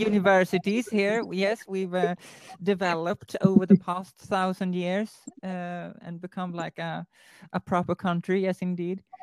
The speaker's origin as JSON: {"language": "English", "country": "Sweden", "said": "I'm from Sweden"}